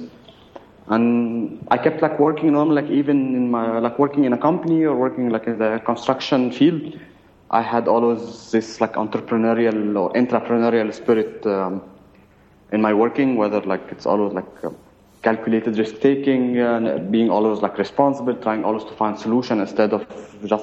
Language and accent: English; Cairo, Cairo Governorate, Egypt; I was born in Egypt and I spent like my whole life living in Cairo in Egypt.